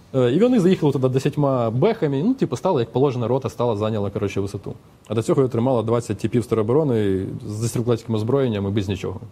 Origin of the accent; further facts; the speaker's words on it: Chernihiv, Chernihiv Oblast, Ukraine; я з Чернігова